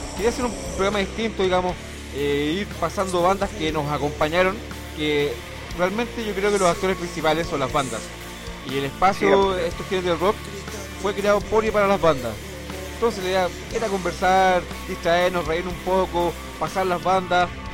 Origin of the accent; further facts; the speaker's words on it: Chile; me considero un chileno